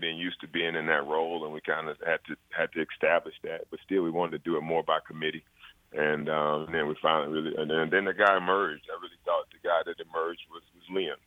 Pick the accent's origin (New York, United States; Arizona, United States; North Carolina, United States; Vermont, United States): North Carolina, United States; my home state